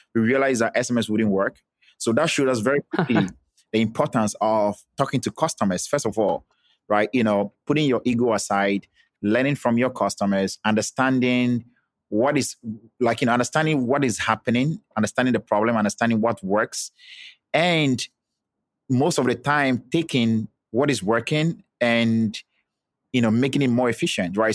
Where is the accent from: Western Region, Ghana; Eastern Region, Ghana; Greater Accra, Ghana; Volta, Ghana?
Volta, Ghana; I'm from Ghana. I was born and I grew up and schooled in Ghana. I'm specifically from the Volta region